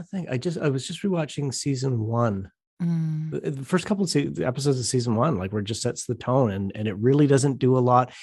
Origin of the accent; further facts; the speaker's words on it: Southern Ontario, Canada; I grew up in a very small, uh, not a small town. It's a, it's a city in Southern Ontario